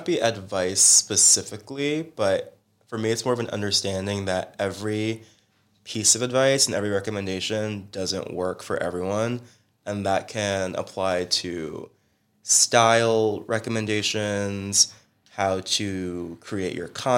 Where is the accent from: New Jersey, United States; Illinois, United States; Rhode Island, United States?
New Jersey, United States; Teaneck; moved away as an adult; now in Los Angeles, United States; My hometown is Teaneck, New Jersey, ooh, Bergen County, little town 15, 20 minutes over the JWB, and I am new